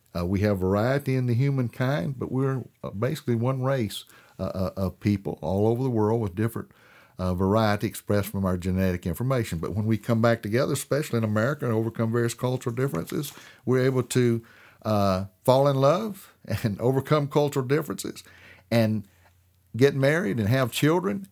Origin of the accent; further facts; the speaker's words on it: Tennessee, United States; the Tennessee mockingbird, my home state